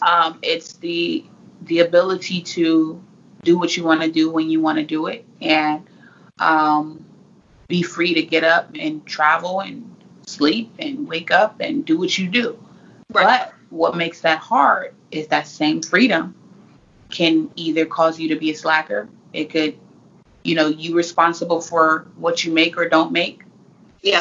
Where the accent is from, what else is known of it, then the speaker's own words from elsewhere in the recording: Fresno, California, United States; now in Phoenix, United States; I'm originally from Fresno, California